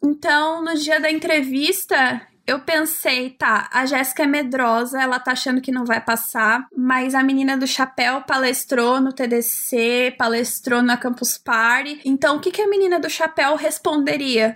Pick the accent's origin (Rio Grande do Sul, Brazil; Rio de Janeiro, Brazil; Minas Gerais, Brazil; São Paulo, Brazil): São Paulo, Brazil; Eu sou de São Paulo